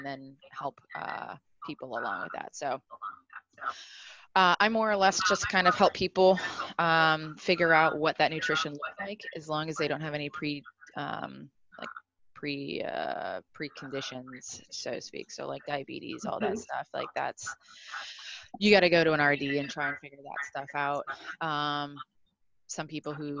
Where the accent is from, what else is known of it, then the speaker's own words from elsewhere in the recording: Cleveland, Ohio, United States; moved away as an adult; also born or lived in New York; not born and raised in Cleveland, Ohio